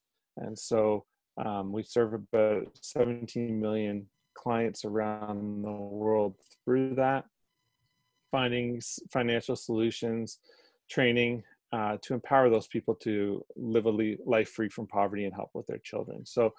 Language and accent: English; Foxboro, Ontario, Canada; moved away as an adult; also born or lived in Toronto; now in Hastings County, Canada; I grew up in the Hastings County area. I grew up in Foxborough, yep. Just north of Belleville, and born and raised there. And then I went to Toronto for university